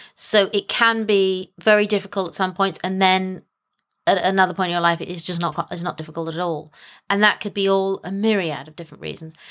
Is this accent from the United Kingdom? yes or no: yes; England, United Kingdom; I am from England.